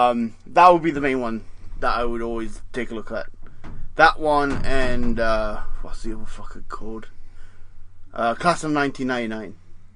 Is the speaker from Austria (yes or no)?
no; the Meadows, England, United Kingdom; moved away; I was born in the Meadows, and that is pretty much the hood.